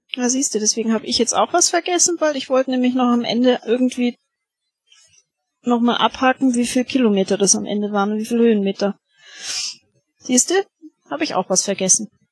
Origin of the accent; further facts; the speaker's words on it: Augsburg, Bavaria, Germany; bei uns in Augsburg